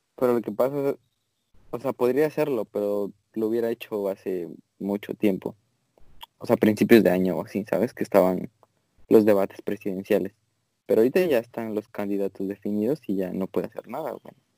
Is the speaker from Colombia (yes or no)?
no; Mexico; now in United States; en México somos como más